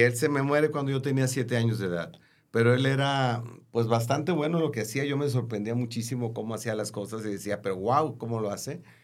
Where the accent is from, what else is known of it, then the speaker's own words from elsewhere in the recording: Tepic, Nayarit, Mexico; moved away; cuando yo estudié la primaria ah, allá en mi ciudad natal, en Tepic, Nayarit